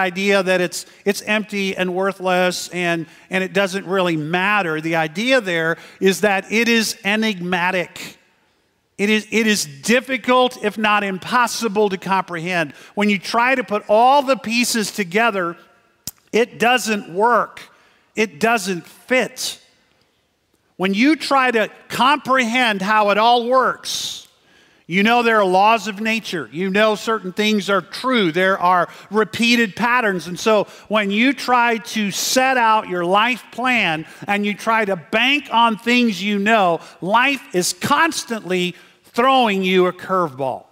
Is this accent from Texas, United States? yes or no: yes; McAllen, Texas, United States; now in Santa Clarita, United States; I grew up in McAllen, Texas